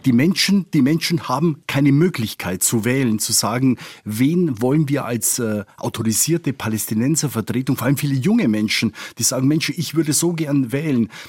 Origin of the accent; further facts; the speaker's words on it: Spain; now in Tel Aviv, Israel; ich bin Spanier